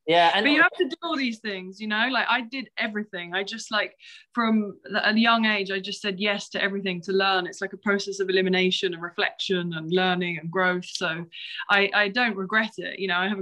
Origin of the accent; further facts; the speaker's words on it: Kent, South East England, United Kingdom; I'm from Kent, which is about an hour from London.